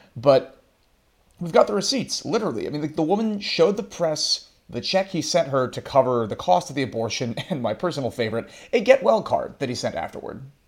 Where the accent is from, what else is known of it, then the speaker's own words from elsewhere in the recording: United States; folks in my home country